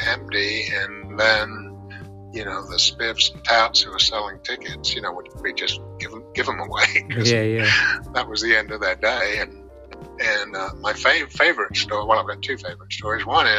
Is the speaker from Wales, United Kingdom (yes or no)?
no; London, United Kingdom; moved away as an adult; also born or lived in Northampton, England; I was born and raised in North London, about a mile or so from Wembley Stadium